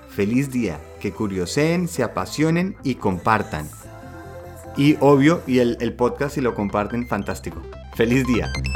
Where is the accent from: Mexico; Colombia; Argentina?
Colombia; now in Germany; como buen colombiano, eh, uno siente que al ser de un país de gente berraca echada para adelante